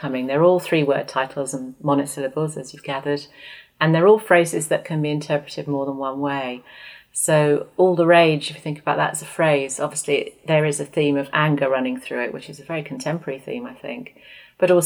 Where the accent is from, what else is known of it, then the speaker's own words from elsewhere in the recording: Oxford, South East England, United Kingdom; my hometown